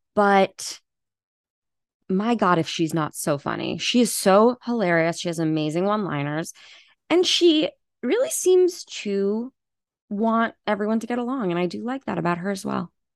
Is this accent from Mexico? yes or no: no; Long Island, New York, United States; I'm from New York, from Long Island.